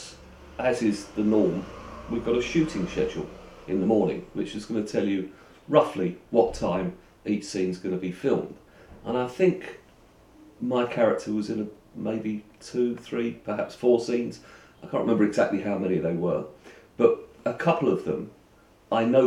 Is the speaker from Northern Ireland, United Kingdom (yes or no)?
no; London, United Kingdom; I'm from London, East London